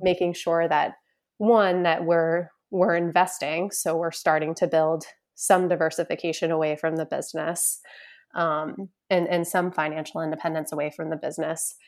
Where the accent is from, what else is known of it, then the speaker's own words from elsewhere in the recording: Boston, Massachusetts, United States; I'm originally from the Boston, Massachusetts area, northeastern part of the United States